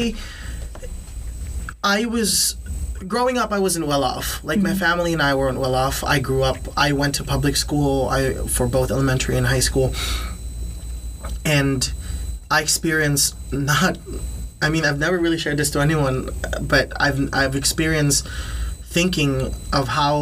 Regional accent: Philippines; first language Tagalog; English is a second language; now in Canada; growing up in the Philippines

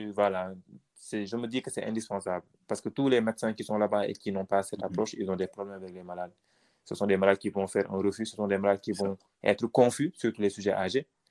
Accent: Senegal; nous, Noirs, qui, sommes au Sénégal

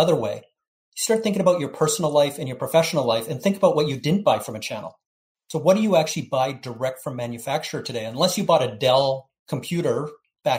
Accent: Canada; now in Florida, United States; I'm a Canadian living in Florida

